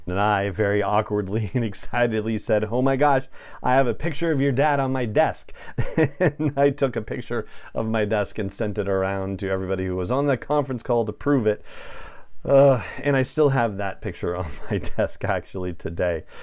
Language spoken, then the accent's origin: English; Los Angeles, California, United States; moved away; I grew up in Los Angeles and spent the first decades of my life there